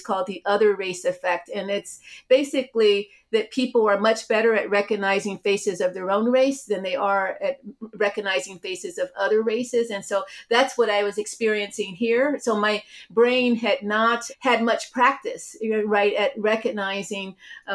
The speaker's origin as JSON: {"language": "English", "town": "Cleveland", "region": "Ohio", "country": "United States", "tie": "born or raised there", "also_born_or_lived": "Beachwood, Ohio", "said": "I grew up in Cleveland, Ohio"}